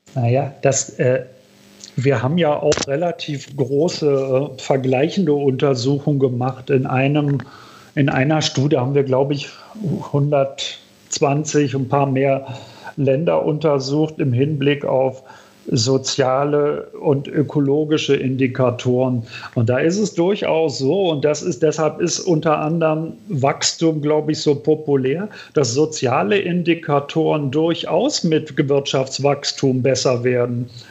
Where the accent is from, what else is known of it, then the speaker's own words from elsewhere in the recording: Berlin, Germany; In, in West-Berlin, wo ich, wo ich aufgewachsen bin